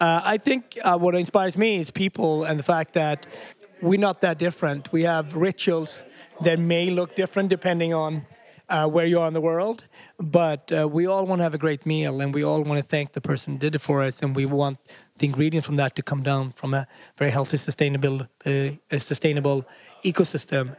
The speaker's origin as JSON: {"language": "English", "country": "Sweden", "tie": "born or raised there", "also_born_or_lived": "Africa", "moved": "yes", "lives_now": "New York, United States", "said": "I grew up in Sweden, I'm from Africa, I live in New York."}